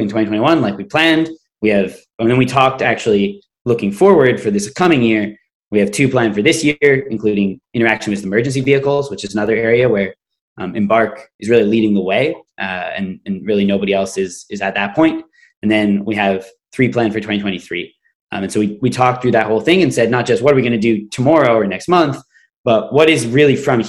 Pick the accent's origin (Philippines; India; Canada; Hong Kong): Canada; I'm Canadian